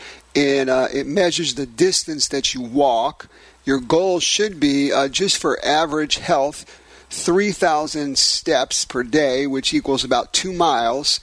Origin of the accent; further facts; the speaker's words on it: New York City, New York, United States; in my hometown of Brooklyn, New York